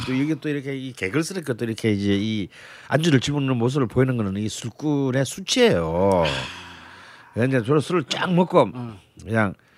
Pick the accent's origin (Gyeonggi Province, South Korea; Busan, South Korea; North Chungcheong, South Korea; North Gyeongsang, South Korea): Busan, South Korea; 전 부산 아닙니까?